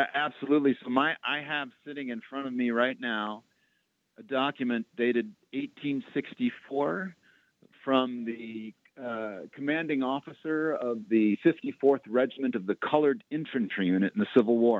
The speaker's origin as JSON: {"language": "English", "town": "Waukegan", "region": "Illinois", "country": "United States", "tie": "born or raised there", "also_born_or_lived": "Boston", "said": "I actually grew up in a little town north of Chicago, about 40 miles north, a town called Waukegan"}